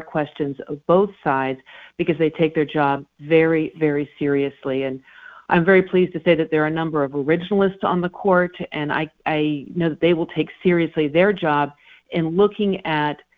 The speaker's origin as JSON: {"language": "English", "region": "Colorado", "country": "United States", "said": "we're all Coloradans."}